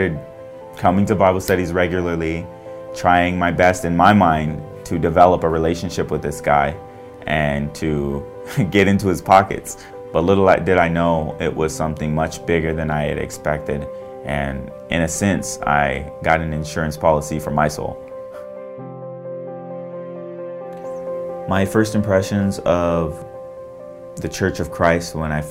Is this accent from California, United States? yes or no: yes; Visalia, California, United States; I was born and raised in Visalia, California, and I'm 21 years old